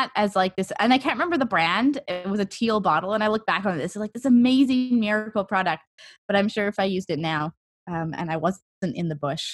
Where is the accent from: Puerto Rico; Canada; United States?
Canada; I'm Canadian